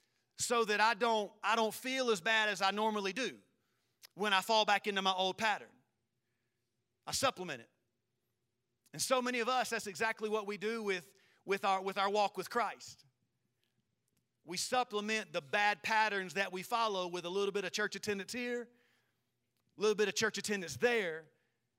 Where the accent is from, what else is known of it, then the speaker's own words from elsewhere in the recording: South Carolina, United States; I'm from South Carolina, so we say caramel